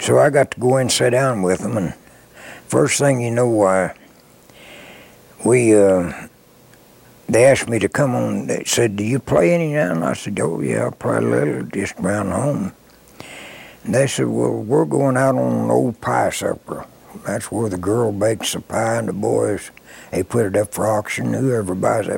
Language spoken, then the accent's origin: English; Springfield, Missouri, United States; moved into Springfield, Missouri, my hometown, from Kansas City